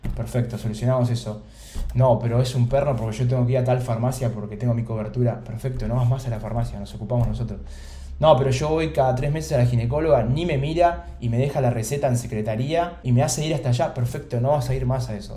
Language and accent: Spanish; Buenos Aires, Argentina; nací acá en Buenos Aires, en Capital